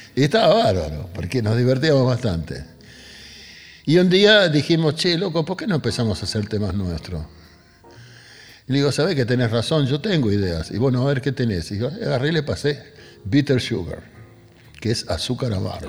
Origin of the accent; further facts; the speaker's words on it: Buenos Aires, Argentina; also born or lived in Río Cuarto, Córdoba; now in Quilmes, Argentina; yo fui a parar a la casa de mi abuela, ahí en Barracas, en la calle Pinzón y Patricios